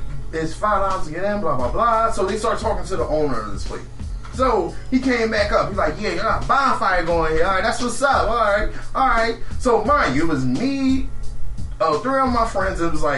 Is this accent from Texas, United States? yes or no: no; Philadelphia, Pennsylvania, United States; I'm from North Philly. I beat you the fuck up.